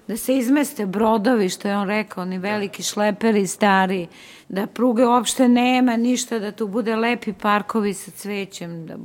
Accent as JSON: {"language": "Croatian", "region": "Belgrade", "country": "Serbia", "tie": "born or raised there", "said": "rođena sam u tom delu grada i srce mi je u Savamali i obožavam moj rodni grad, Beograd."}